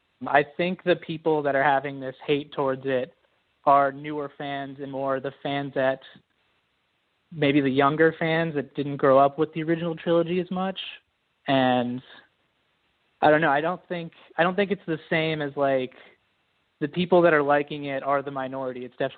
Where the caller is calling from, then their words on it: Georgia, United States; Hi, this is … calling from Georgia, United States.